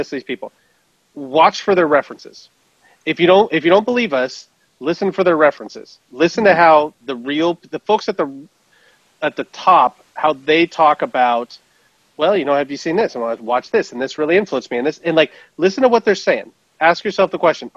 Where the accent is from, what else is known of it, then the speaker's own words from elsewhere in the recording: Seattle, Washington, United States; we both spent most of our lives growing up in Seattle